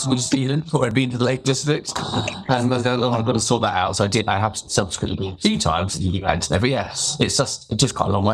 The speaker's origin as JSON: {"language": "English", "town": "Farnborough", "region": "South East England", "country": "United Kingdom", "tie": "born or raised there", "said": "I grew up in Hampshire, in Farnborough, so not a million miles from Portsmouth."}